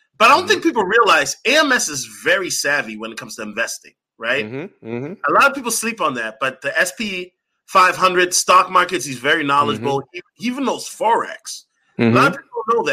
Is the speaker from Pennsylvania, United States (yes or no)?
no; Minneapolis, Minnesota, United States; I'm from Minneapolis